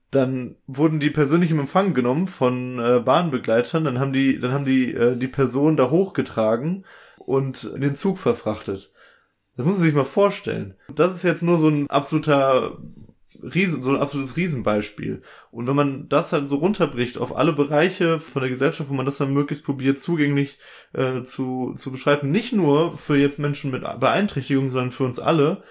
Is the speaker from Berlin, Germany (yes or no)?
no; Ruhr area, North Rhine-Westphalia, Germany; bei uns im Ruhrgebiet